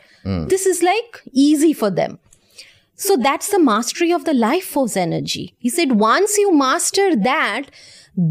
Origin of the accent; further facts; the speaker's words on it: India; I'm from India